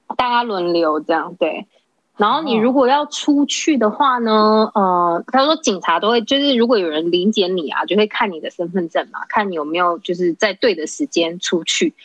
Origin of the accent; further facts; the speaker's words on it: Datong Township, Yilan County, Taiwan; moved away as an adult; now in El Salvador; 我是台湾人